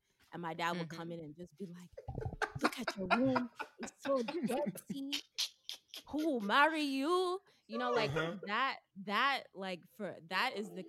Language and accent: English; Nigeria; being a Nigerian girl